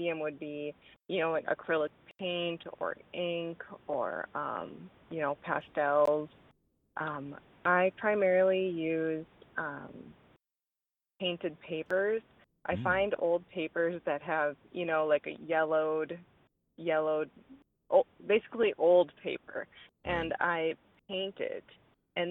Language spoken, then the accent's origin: English; Stephen, Minnesota, United States; now in Karlstad, United States; I was born and raised in Stephen, Minnesota, so not far from Carlstead.